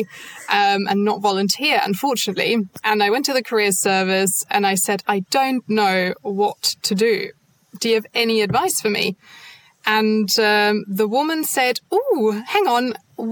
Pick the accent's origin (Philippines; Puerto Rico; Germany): Germany; English is a second language; moved away as an adult; now in United Kingdom; I'm not actually from the UK, I'm from Germany